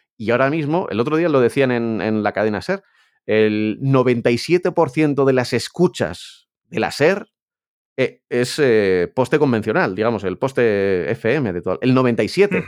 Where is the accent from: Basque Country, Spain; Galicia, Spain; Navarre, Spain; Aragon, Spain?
Navarre, Spain; Pamplona; yo que soy de Pamplona